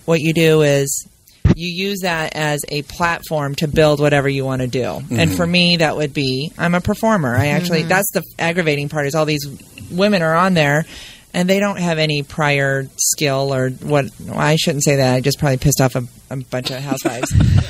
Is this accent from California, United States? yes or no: yes; Orange County, California, United States; also born or lived in Grand Rapids, Michigan; I grew up in Orange County, California.